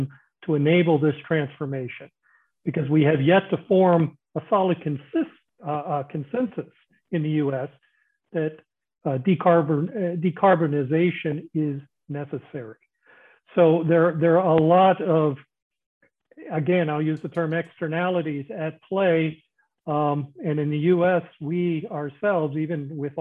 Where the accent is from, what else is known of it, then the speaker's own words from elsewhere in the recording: United States; speaking as an American